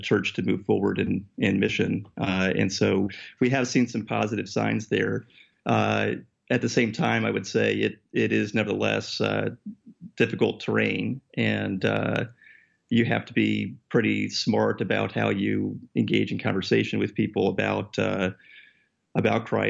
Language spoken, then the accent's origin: English; Connecticut, United States; moved away as an adult; now in New York City, United States; I grew up in Connecticut myself, so this is sort of home turf for me.